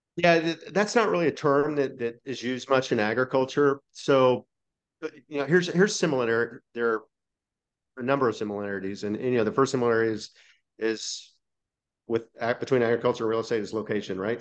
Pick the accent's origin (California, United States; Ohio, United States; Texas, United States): Texas, United States; Dallas; I'm from Dallas, Fort Worth